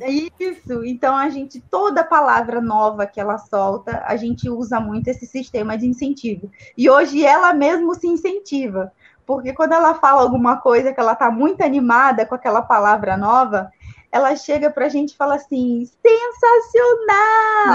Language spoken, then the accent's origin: Portuguese; Brazil; also born or lived in Campinas; a gente é brasileiro